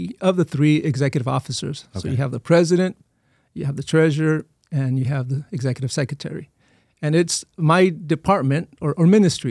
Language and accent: English; Othello, Washington, United States; born there; also born or lived in Eagle Pass; So even though I was born in Othello, Washington State